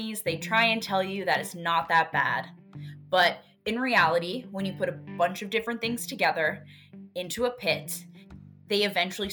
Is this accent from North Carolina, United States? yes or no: yes; North Carolina, United States; also born or lived in Rhode Island / New Hampshire; now in Massachusetts, United States; I've lived in a handful of different states, and I'm originally from North Carolina.